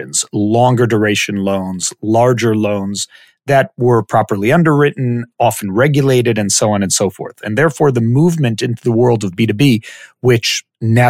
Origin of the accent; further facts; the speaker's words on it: Israel; also born or lived in Silver Spring, Maryland, United States; My parents moved from the U.S. to Israel when I was about a year old. So I went through schooling here in Israel